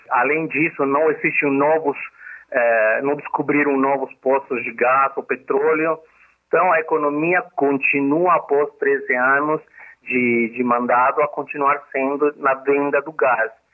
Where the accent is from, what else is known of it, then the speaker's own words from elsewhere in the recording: Bolivia; Portuguese is a second language; moved away as an adult; now in Brazil; nós saímos da Bolívia para ajudar as nossas famílias que ficaram na Bolívia